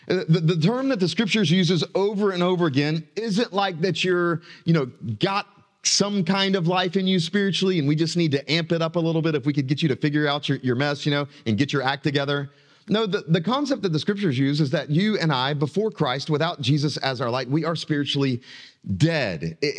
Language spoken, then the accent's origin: English; South Carolina, United States; I grew up in South Carolina, and my family, except for me, they're all still in South Carolina, okay? And I've got great affection for South Carolina, you know, but I love being in North Carolina now.